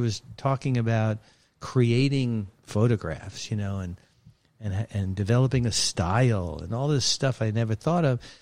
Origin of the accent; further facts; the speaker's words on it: New York City, New York, United States; moved away; I grew up in Brooklyn, New York.